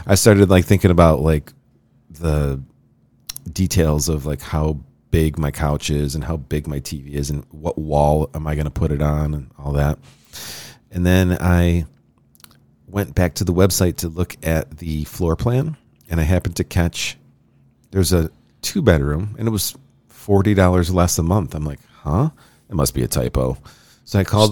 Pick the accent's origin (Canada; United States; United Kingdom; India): United States; Rochester, New York; Rochester's my hometown